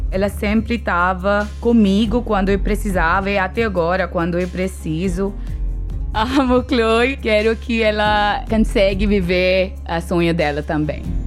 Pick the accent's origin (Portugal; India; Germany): India; Portuguese is a second language; moved away as an adult; now in Brazil; Não tenho vontade de voltar para a Índia